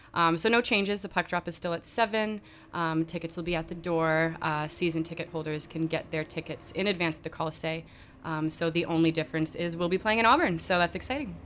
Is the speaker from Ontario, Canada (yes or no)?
yes; Ottawa, Ontario, Canada; moved away; it was always in my hometown. Um, so I'm from Ottawa